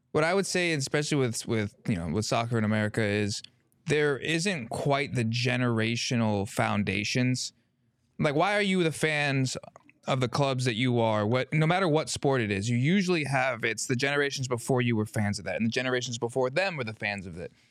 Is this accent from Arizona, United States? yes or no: yes; Arizona, United States; I grew up here. I grew up in Arizona. I've been here all but the first six months of my life